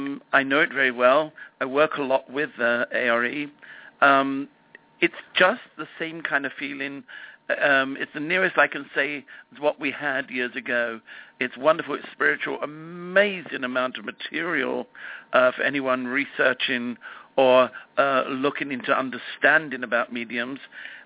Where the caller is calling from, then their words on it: Los Angeles, California, United States; I'm phoning you from Los Angeles.